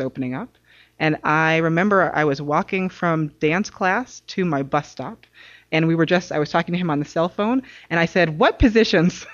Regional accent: New York City, New York, United States; moved away; also born or lived in Massachusetts; I'm originally from New York City

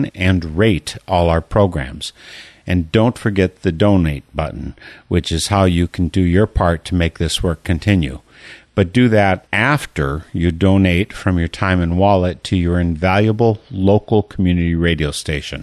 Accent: Milwaukee, Wisconsin, United States; now in Eau Claire, United States; I'm in Eau Claire, Wisconsin right now, but I grew up just in the orbit of Milwaukee

